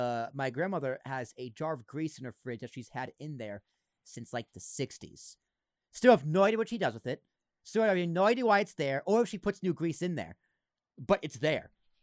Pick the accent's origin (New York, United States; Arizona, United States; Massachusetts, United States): Massachusetts, United States; I grew up in Massachusetts.